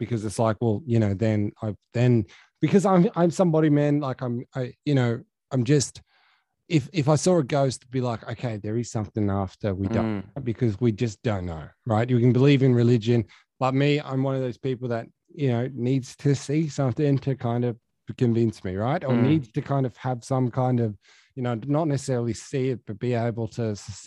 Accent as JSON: {"language": "English", "town": "Dubbo", "region": "New South Wales", "country": "Australia", "tie": "born or raised there", "moved": "yes", "lives_now": "Sydney, Australia", "said": "my hometown of Dubbo"}